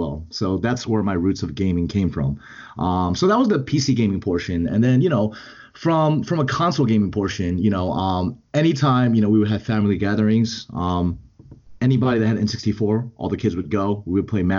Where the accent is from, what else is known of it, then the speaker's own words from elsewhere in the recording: Edison, New Jersey, United States; I grew up in Edison, New Jersey, in central New Jersey, very close to Rutgers University